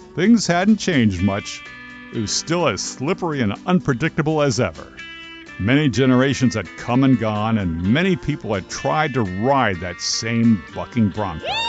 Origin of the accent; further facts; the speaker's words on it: New Jersey, United States; I grew up in New Jersey, so for us the ocean was always just a half hour or so away